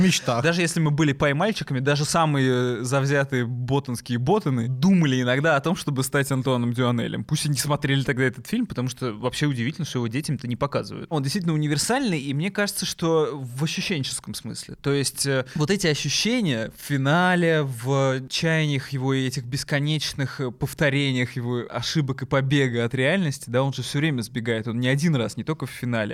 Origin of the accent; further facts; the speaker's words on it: Moscow, Russia; я э, родился в Москве